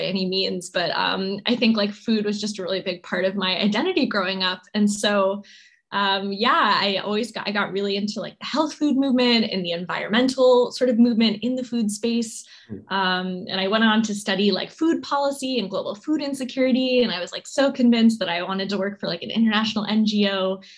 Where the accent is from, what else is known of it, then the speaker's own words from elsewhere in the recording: New York, United States; also born or lived in California; We moved from California to New York when I was a kid